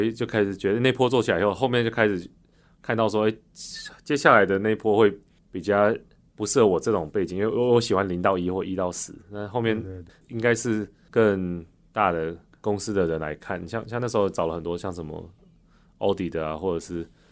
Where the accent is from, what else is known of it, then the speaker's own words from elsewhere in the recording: Taichung, Taiwan; moved away as an adult; 我是台中人，所以台中很热嘛